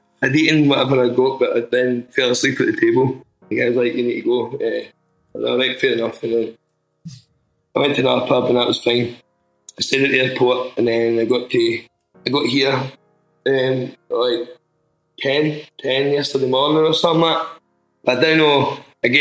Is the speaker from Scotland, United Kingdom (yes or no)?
yes; near Glasgow, Scotland, United Kingdom; I'm from near Glasgow.